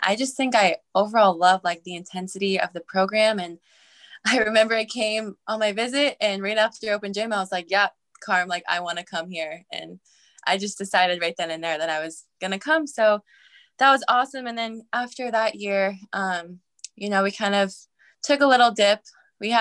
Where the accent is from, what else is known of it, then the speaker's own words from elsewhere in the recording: Arlington, Washington, United States; also born or lived in Snohomish County, Washington; I'm from Arlington, Washington. I have been there since second grade.